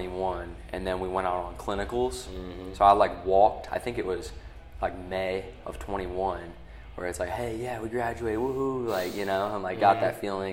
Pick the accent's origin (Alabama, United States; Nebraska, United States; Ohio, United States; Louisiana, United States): Ohio, United States; Delphos; also born or lived in Findlay, Ohio; I'm from Ohio originally, so I grew up in Delphus, small place in like Northwest Ohio near like Lima